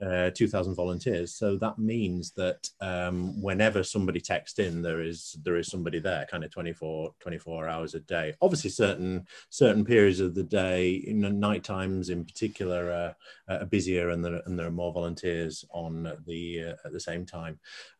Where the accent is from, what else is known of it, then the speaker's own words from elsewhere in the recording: Bradford, Yorkshire and the Humber, United Kingdom; moved away as an adult; also born or lived in Dublin; now in Sheffield, United Kingdom; I'm from Bradford originally, but came to uni in Sheffield, and with the exception of a short period of time in Dublin, I've been in Sheffield ever since.